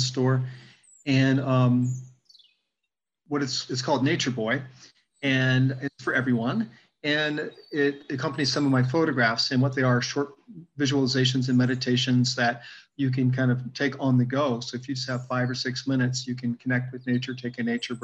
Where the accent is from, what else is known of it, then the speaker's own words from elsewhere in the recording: Virginia, United States; growing up in Virginia